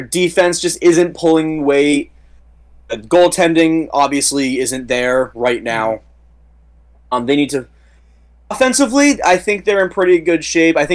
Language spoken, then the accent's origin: English; United States; as an American hockey fan.